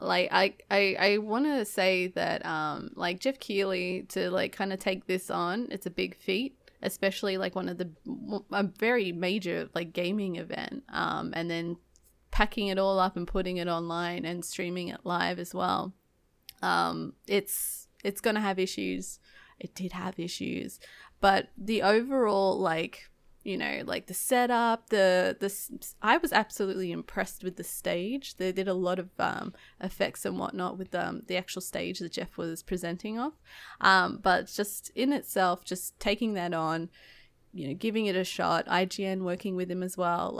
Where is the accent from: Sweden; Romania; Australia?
Australia; moved away as an adult; now in United States; I'm Australian